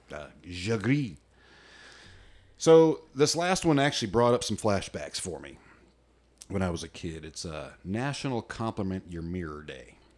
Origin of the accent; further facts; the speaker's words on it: United States; I'm an American redneck